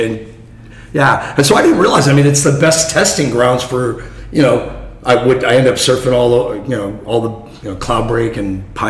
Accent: Fountain Valley, California, United States; also born or lived in Newport Beach, California; I grew up in Fountain Valley, California.

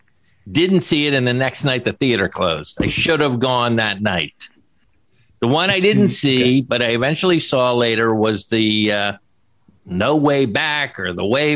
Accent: Florida, United States; I grew up in Florida, right?

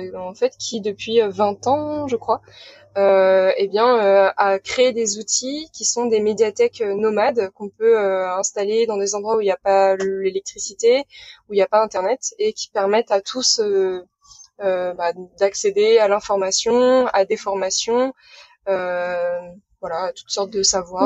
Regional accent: Saint-Malo, Brittany, France; j'ai 28 ans et je viens de Saint-Malo. Voilà, ah. en Bretagne

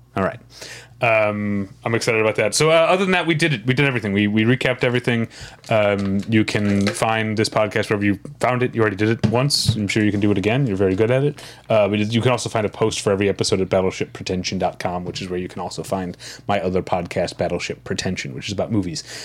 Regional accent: St. Louis, Missouri, United States; I'm from Saint Louis

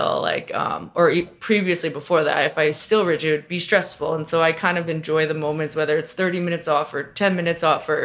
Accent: Long Island, New York, United States; moved away; also born or lived in Montana; my family's in New York. I grew up on Long Island.

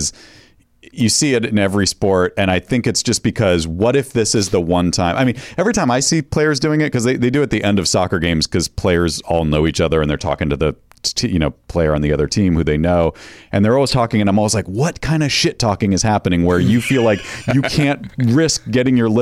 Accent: New England, United States; I grew up in New England

